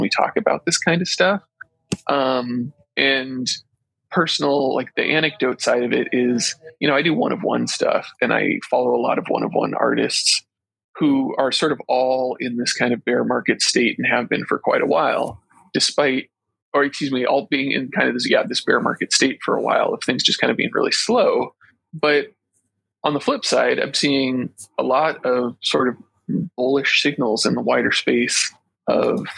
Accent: California, United States; now in Oregon, United States; I'm in Oregon now, but I'm actually originally from California

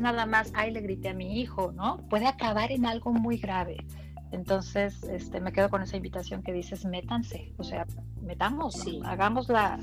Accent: Mexico; yo que soy mexicana de ahí lo, vivo

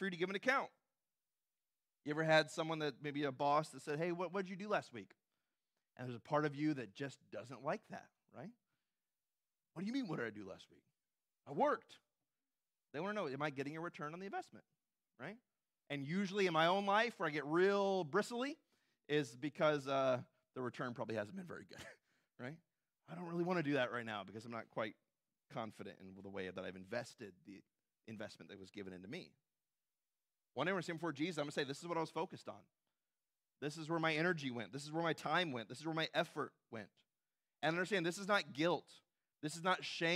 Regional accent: Southern California, United States; moved away as an adult; where I grew up in Southern California

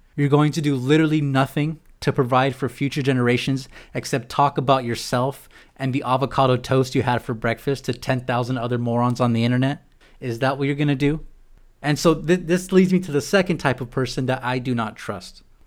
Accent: San Diego, California, United States; moved away as an adult; now in Chicago, United States; being from San Diego

